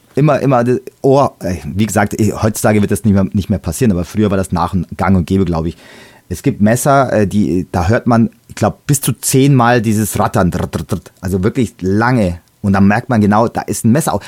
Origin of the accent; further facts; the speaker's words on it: Bavaria, Germany; Bei uns in Bayern